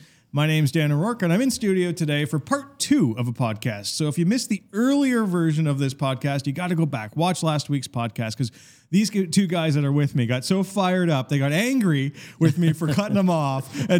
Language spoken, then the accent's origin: English; Ontario, Canada; so I grew up in the Catholic school system in Ontario